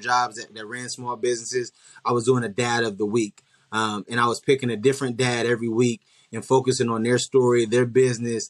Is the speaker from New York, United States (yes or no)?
no; Columbus, Ohio, United States; moved away as an adult; now in Dallas, United States; I'm originally from Columbus, Ohio. And I recently just transitioned my family to Dallas, Texas